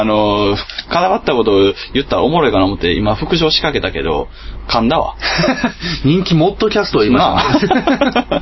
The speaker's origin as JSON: {"language": "Japanese", "region": "Kansai", "country": "Japan", "tie": "born or raised there", "said": "関西出身ですから"}